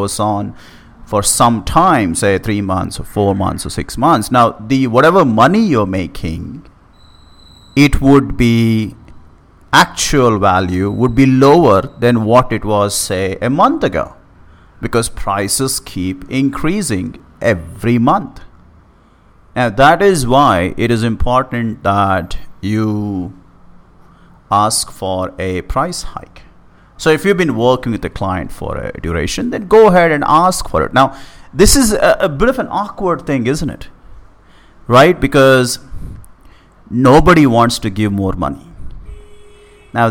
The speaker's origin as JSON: {"language": "English", "country": "India", "tie": "born or raised there", "moved": "yes", "said": "back in my hometown"}